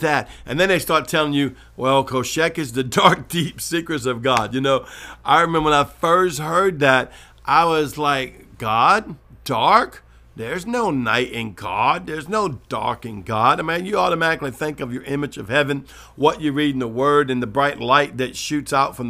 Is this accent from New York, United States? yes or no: no; New Orleans, Louisiana, United States; I remember the first time I heard the word mystic from Justin Abraham, and I'm from New Orleans